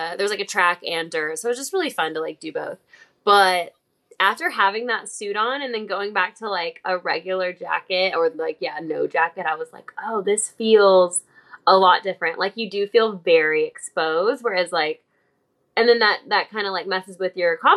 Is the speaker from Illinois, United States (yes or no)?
yes; Illinois, United States; now in Los Angeles, United States; I'm from Illinois